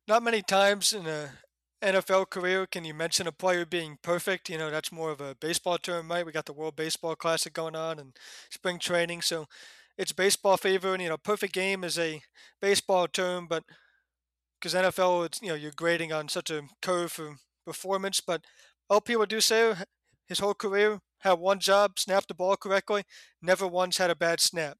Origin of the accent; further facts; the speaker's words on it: New Jersey, United States; now in Texas, United States; my home state